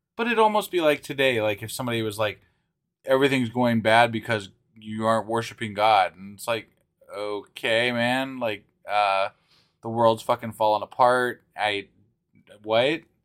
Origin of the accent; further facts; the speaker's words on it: Ohio, United States; I'm from Ohio